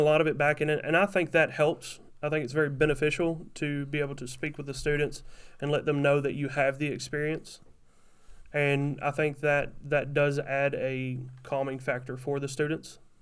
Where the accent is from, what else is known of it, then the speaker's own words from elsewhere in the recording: Kentucky, United States; moved away as an adult; also born or lived in Tennessee area; now in Wisconsin, United States; I'm from Kentucky